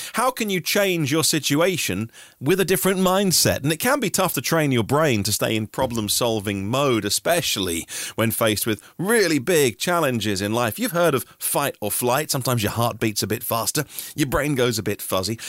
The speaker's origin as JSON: {"language": "English", "country": "United Kingdom", "said": "we're British."}